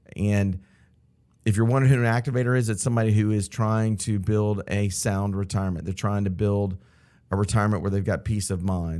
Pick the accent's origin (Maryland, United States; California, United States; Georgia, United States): Georgia, United States; Atlanta; I'm from Atlanta. I grew up in Buckhead, um, went to Westminster High School, local here in Atlanta